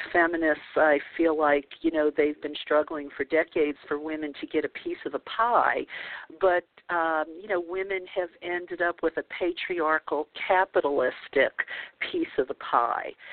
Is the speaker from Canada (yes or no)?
no; New Orleans, Louisiana, United States; moved away; growing up in the Bible Belt of New Orleans